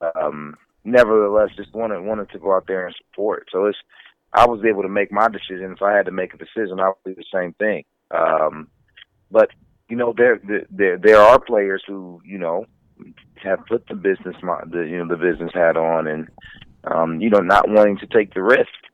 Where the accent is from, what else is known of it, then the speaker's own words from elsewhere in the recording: Indiana, United States; I'm from Indiana